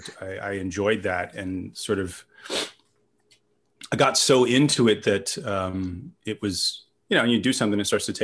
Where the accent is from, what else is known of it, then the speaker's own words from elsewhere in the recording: England, United Kingdom; now in Los Angeles, United States; I grew up in England in the 80s.